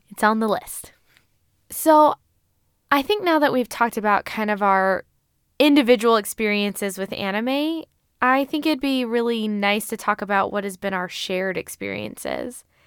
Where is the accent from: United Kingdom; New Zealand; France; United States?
United States; as an American, as a Western individual